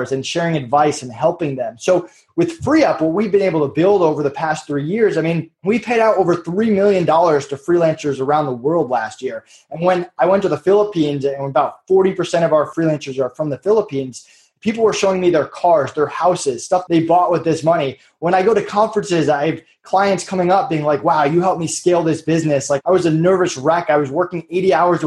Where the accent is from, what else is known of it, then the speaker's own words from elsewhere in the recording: Massachusetts, United States; I grew up in Massachusetts.